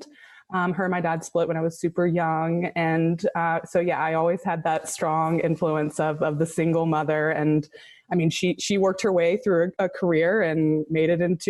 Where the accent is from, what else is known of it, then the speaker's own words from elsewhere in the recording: the upstate of South Carolina, United States; Both my husband and I were born and raised in the upstate of South Carolina